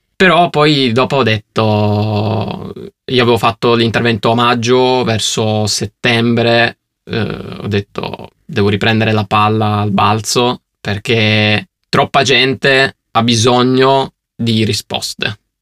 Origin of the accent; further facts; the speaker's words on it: Turin, Piedmont, Italy; io sono di Torino